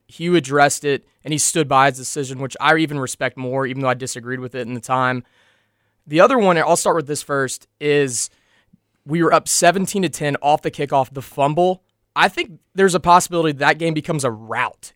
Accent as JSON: {"language": "English", "town": "Lexington", "region": "Kentucky", "country": "United States", "tie": "born or raised there", "said": "for my hometown, Kentucky Wildcats"}